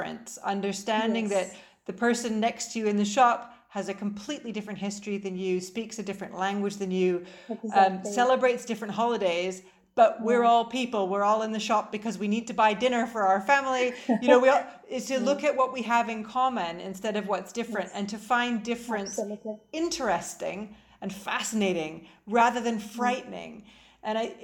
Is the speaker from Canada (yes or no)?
yes; Canada; now in United Kingdom; I'm Canadian, which is why I speak French